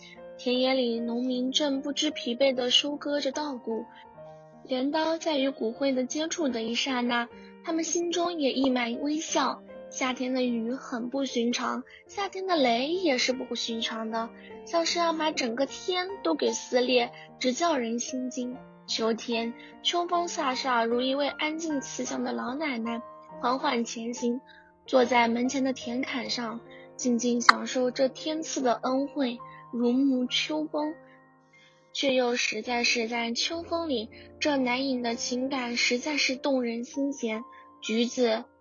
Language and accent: Chinese; Sichuan, China; 这就是我家乡的四季，有空可以到我的家乡来看看，我会好好招待你们的。